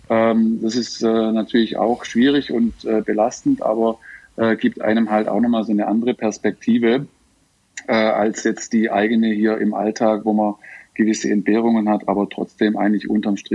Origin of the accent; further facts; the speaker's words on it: Schramberg, Baden-Württemberg, Germany; now in Shanghai, China; was sozusagen in meiner Heimatstadt Schramberg los ist.